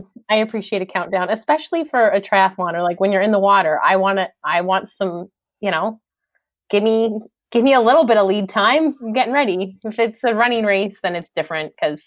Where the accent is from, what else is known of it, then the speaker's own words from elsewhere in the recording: Canada; being a Canadian